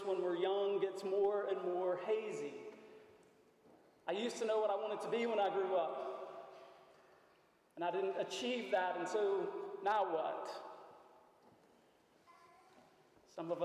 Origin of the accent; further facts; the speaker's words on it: McComb, Mississippi, United States; now in Shreveport, United States; I was born in the South, Macomb, Mississippi